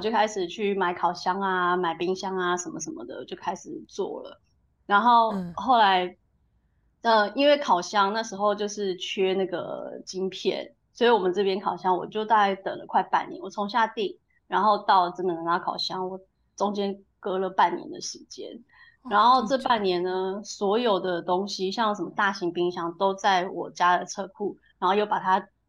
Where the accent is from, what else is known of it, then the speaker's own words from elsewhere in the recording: Taiwan; moved away as an adult; also born or lived in United Kingdom; now in Ratingen, Germany; 我那时候是刚从台湾，呃，英国搬回台湾